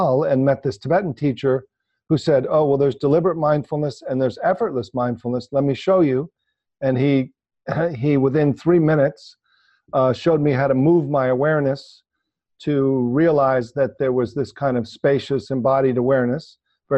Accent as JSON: {"language": "English", "area": "New York City area", "region": "New Jersey", "country": "United States", "tie": "born or raised there", "said": "I grew up in the New York City area, New Jersey"}